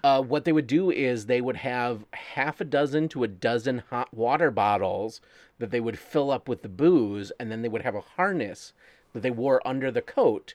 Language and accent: English; Wyandotte, Michigan, United States; my hometown